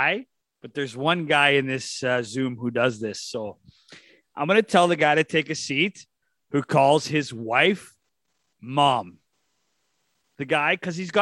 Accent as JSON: {"language": "English", "town": "Wilkie", "region": "Saskatchewan", "country": "Canada", "tie": "born or raised there", "said": "a guy from my hometown, former captain of the Wilkie Outlaws"}